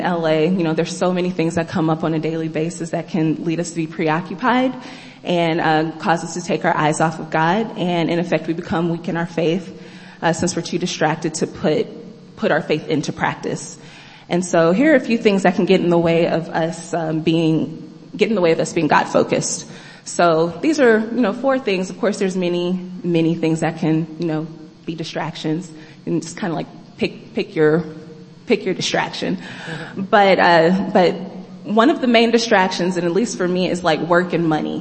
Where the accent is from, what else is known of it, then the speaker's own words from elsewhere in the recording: Kansas, United States; moved away as an adult; I'm from the Midwest. I'm from Kansas.